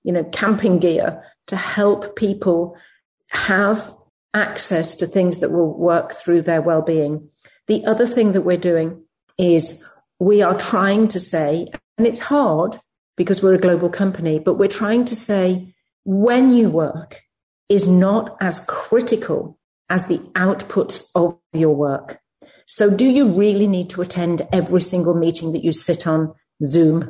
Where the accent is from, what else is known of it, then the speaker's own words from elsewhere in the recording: United Kingdom; moved away as an adult; now in United States; I come from the UK, as you can probably tell by my accent, and I work in the US now